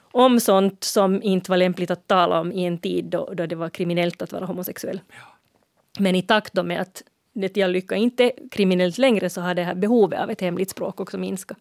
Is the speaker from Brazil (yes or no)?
no; Finland; vi i Finland som lägger ett långt å i måns